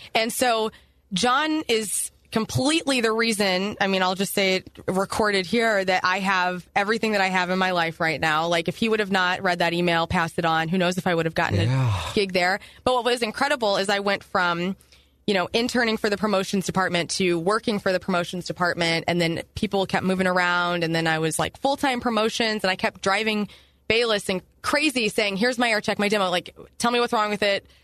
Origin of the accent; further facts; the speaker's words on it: Carbondale, Illinois, United States; also born or lived in Columbia, Illinois; now in St. Louis, United States; I moved there in uh, when I was 13, so I'm originally from near Carbondale, Illinois